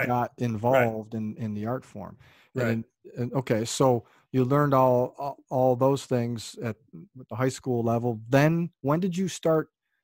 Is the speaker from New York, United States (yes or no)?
yes; Buffalo, New York, United States; moved away as an adult; also born or lived in Youngstown, Ohio; I grew up in Buffalo